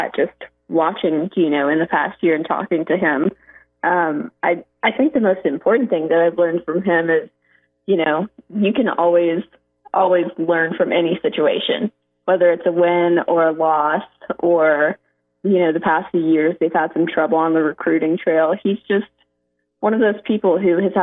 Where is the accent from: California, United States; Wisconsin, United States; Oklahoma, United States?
Oklahoma, United States; moved away as an adult; also born or lived in Connecticut; I'm from Oklahoma